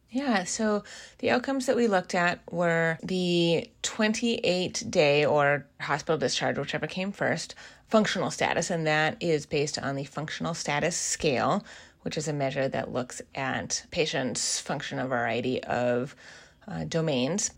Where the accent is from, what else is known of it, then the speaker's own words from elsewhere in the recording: Seattle, Washington, United States; moved away as an adult; also born or lived in East Coast of the US; I am originally from the Seattle area